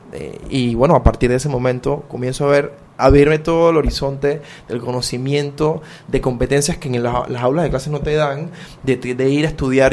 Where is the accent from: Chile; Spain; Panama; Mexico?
Panama; Ocú, Herrera; crecí, crecí en OCU, me eduqué en OCU